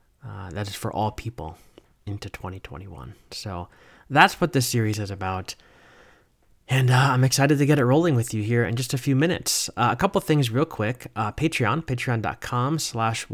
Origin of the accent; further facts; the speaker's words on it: New Jersey, United States; moved away as an adult; now in North Carolina, United States; I grew up in New Jersey